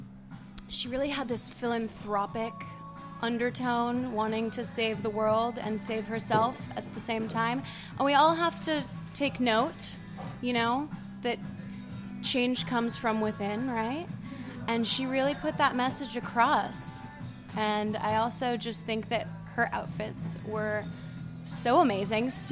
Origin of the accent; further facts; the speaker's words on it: Los Angeles, California, United States; I was growing up in Beverly Hills, Bel Air at the time